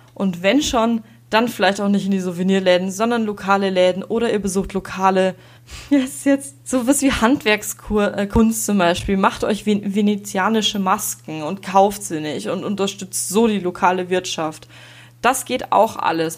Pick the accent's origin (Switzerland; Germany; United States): Germany; Regensburg, Bavaria; bei uns in Regensburg